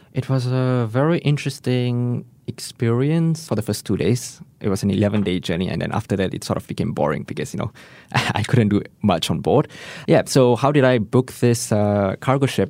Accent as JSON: {"language": "English", "country": "Singapore"}